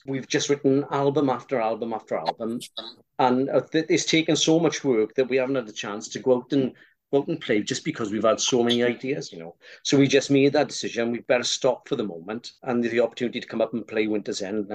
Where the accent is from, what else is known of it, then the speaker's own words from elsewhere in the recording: Rhondda, Wales, United Kingdom; now in Swansea, United Kingdom; I've known Martin, we grew up together back in the Rhondda